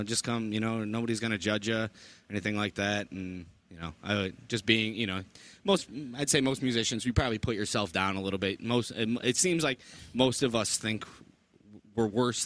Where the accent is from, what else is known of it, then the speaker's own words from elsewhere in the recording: Utica, United States; I grew up in the Utica School District playing upright bass.